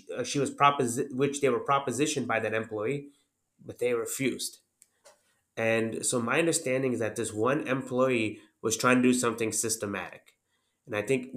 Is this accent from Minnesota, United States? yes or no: no; Northwest Indiana, United States; also born or lived in Chapel Hill, North Carolina / Jeffersonville, Indiana; And then we moved to the Chicagoland area. Northwest Indiana is pretty much a suburb of Chicago